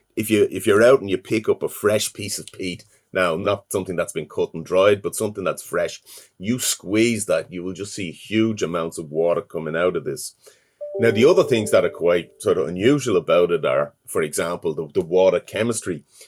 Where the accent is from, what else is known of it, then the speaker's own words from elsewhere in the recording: Dublin, Leinster, Ireland; I'm from Dublin